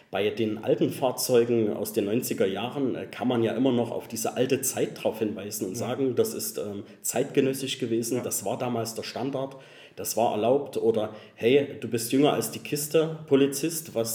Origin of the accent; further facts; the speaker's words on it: Cologne, North Rhine-Westphalia, Germany; Das muss ich wissen als Kölner.